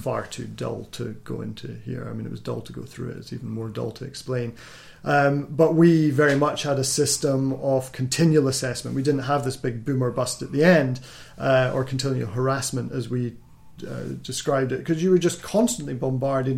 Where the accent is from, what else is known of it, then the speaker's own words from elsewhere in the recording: Scotland, United Kingdom; I'm from Scotland, so our, our education system's slightly different